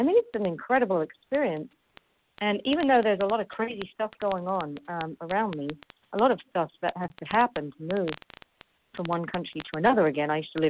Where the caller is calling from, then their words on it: Paris, Île-de-France, France; I'm calling in from Paris, France.